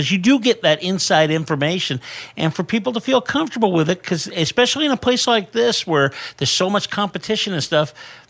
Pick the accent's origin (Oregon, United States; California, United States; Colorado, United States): California, United States; Bay Area; now in Las Vegas, United States; I remember growing up in the Bay Area